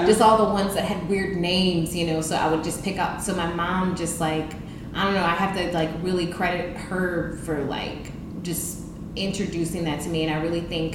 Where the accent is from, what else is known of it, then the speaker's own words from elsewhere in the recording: New Orleans, Louisiana, United States; I'm from here, but I grew up in New Orleans East